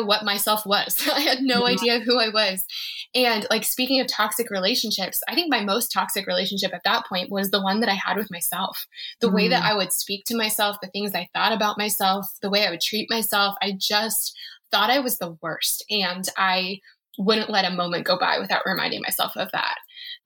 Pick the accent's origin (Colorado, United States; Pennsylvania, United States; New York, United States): Colorado, United States; I'm from Colorado